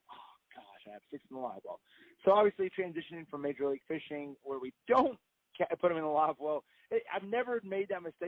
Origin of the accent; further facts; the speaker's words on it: Indianapolis, Indiana, United States; moved away as an adult; now in Tennessee, United States; I grew up in Indianapolis, Indiana, and then I moved down to Tennessee, my wife